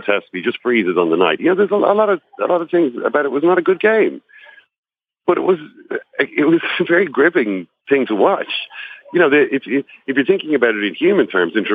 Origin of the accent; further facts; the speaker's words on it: Ireland; I'm from Ireland